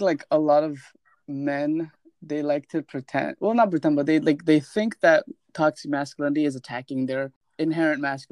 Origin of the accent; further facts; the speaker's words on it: India; moved away; because I'm from India